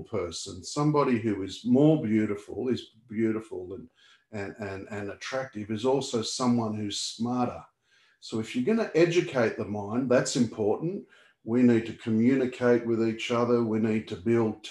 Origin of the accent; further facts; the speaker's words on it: Sydney, New South Wales, Australia; I grew up in Australia